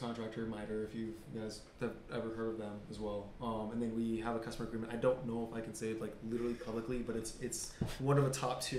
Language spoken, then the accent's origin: English; Okinawa, Japan; born there; I was born in Okinawa.